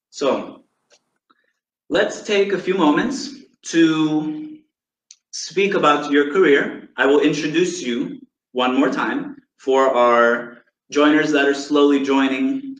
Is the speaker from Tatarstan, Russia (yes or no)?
no; Kostroma, Kostroma Oblast, Russia; I'm actually Russian. I was born in Kostroma, Russia, but I was adopted by Italians, so that's why I speak and look Italian.